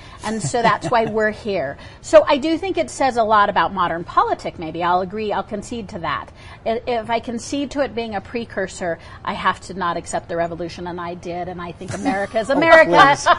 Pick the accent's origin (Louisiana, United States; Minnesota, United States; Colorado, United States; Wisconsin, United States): Colorado, United States; Denver; now in Utah, United States; I'm originally from Denver.